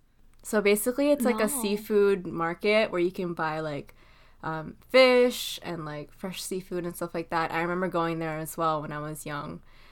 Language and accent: English; Parañaque, Metro Manila, Philippines; moved away; I am actually from Manila, so I grew up in, like, the city, and, like, I specifically grew up in Parañaque City, which is, like, about an hour away from, like, Metro Manila, which Manila is the capital of the Philippines.